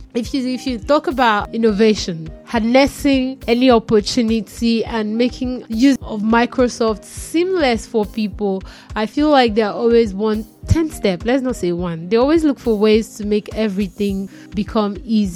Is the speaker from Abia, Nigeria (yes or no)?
no; Ondo, Nigeria; because I'm Nigerian, I'm Yoruba, but I'm from the Ondo side of the Yoruba land. yeah, from the West, basically. So I'm from Ondo, and in Ondo we also have like different languages, and my side were from the Riverine side, and we speak Ilaje.